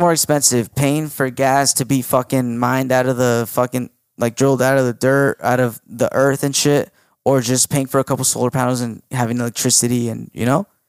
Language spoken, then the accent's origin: English; United States; I was born in America